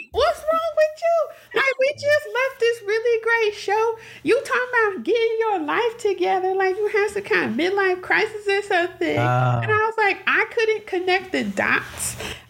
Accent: Michigan, United States; we're from Michigan

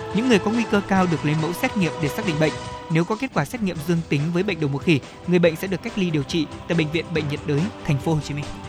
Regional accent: Thanh Hóa, Vietnam; thanh hóa quê tôi

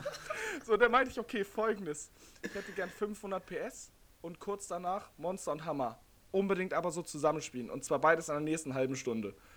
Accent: Niendorf, Hamburg, Germany; ich komme aus Niedorf

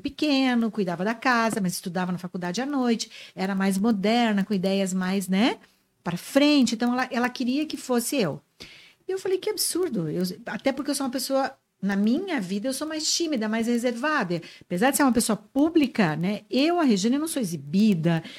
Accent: Santa Rosa, Rio Grande do Sul, Brazil; moved away as an adult; also born or lived in Guarani das Missões, Rio Grande do Sul / Crissiumal, Rio Grande do Sul; now in Joinville, Brazil; A grande, a maior parte da minha vida eu vivi em Santa Rosa da minha, adolescência, da minha infância.

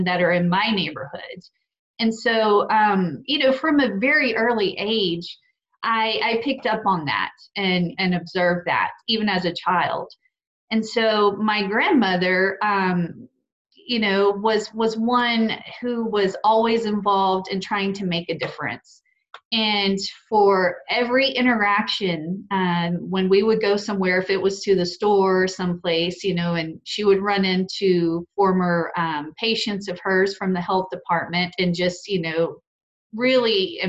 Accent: Petal, Mississippi, United States; growing up in Petal, Mississippi

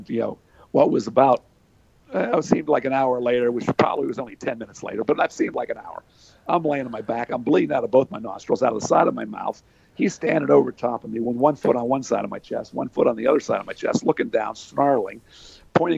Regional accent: Hollidaysburg, Pennsylvania, United States; my hometown of Hollidaysburg, Pennsylvania

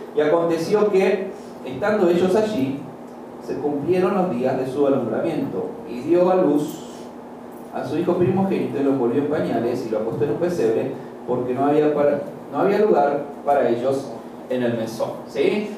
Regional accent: Argentina; moved away; also born or lived in Chiriquí, Panama; Yo soy de Argentina, pero por nueve años viví en Chiriquí

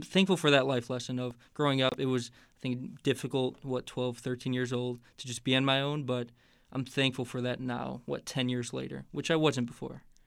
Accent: Hammond, Indiana, United States; moved away as an adult; also born or lived in Chicago, Illinois; now in Indianapolis, United States; I'm from Hammond, Indiana, so that's the Northwest Indiana

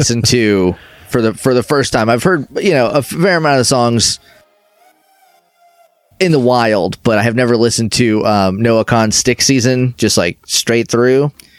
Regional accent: New England, United States; because I grew up in New England

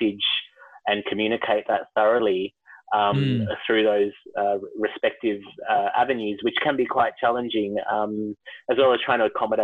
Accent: Melbourne, Victoria, Australia; moved away as an adult; now in Canberra, Australia; born and raised in Melbourne, and it's my home city.

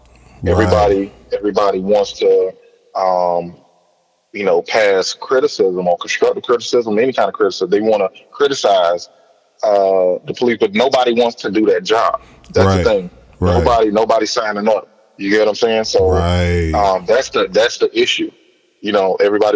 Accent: Miami, Florida, United States; I grew up in the Liberty City area as well

